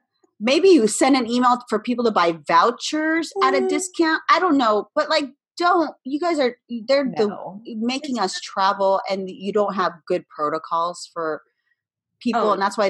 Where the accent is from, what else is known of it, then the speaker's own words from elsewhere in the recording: Boston, Massachusetts, United States; born there; I was born in Boston